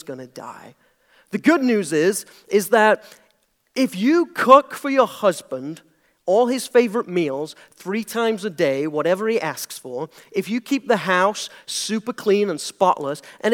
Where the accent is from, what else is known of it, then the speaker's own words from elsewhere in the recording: United Kingdom; moved away as an adult; now in United States; I'm British. That's the weird accent